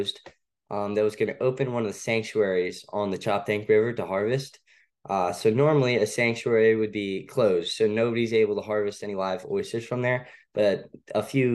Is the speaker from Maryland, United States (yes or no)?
yes; Annapolis, Maryland, United States; I kind of grew up around the water. I'm from Annapolis. So I would say it's kind of hard to grow up around here